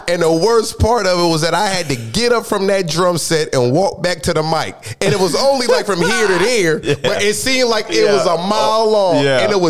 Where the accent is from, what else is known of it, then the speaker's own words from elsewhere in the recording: New Jersey, United States; moved away as an adult; also born or lived in Atlanta, Georgia; now in Los Angeles, United States; I'm born and raised in Jersey